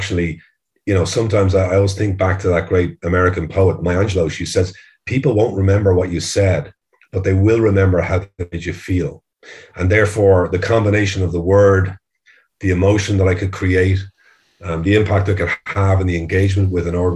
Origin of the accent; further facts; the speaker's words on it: Ireland; as most Irish kids are